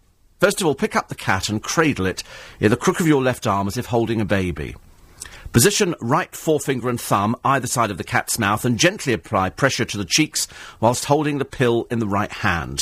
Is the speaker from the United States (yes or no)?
no; United Kingdom; being British